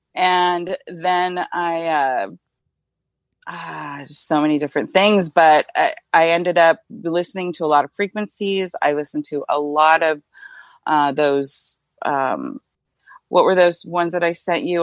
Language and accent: English; Northern California, United States; also born or lived in Modesto, California / Davis, California / Vacaville, California / Laguna Niguel, California; I grew up in Northern California